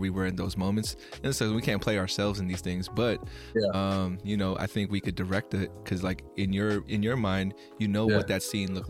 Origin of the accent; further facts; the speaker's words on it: Philippines; I mean, you know, I'm Filipino, but everyone tells me I look like any other kind of Asian.